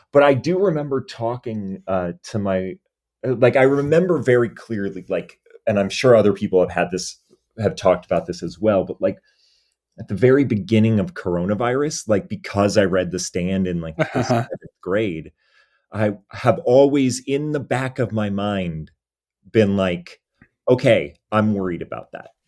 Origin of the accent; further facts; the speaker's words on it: New England, United States; because I'm from New England and I've been